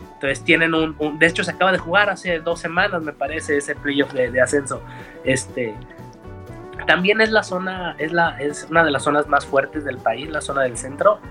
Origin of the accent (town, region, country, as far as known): Mexico